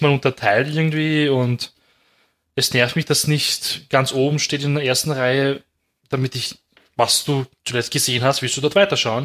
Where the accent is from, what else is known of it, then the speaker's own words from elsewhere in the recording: Austria; bei uns in Österreich